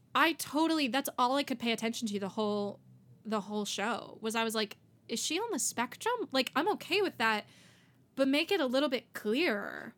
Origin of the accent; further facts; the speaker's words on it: Miami, Florida, United States; I grew up in Miami